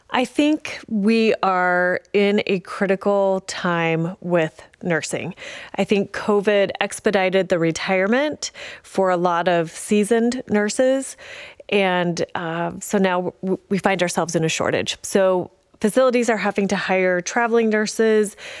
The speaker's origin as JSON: {"language": "English", "town": "Paonia", "region": "Colorado", "country": "United States", "tie": "born or raised there", "also_born_or_lived": "Grand Junction, Colorado", "said": "I am a Western Slope native, uh, born and raised in Peonia"}